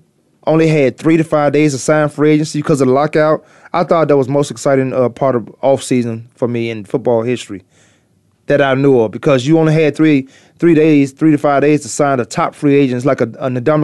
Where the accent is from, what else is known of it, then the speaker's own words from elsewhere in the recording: Virginia, United States; I used to be a Dallas Cowboys fan growing up in Virginia.